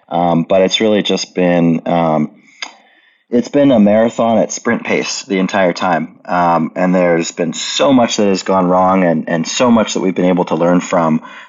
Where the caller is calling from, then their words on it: Oklahoma City, Oklahoma, United States; I am in Oklahoma City, which is Mood's physical nexus